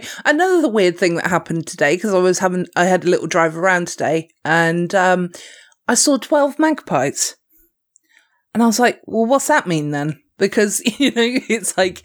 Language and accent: English; United Kingdom; I'm British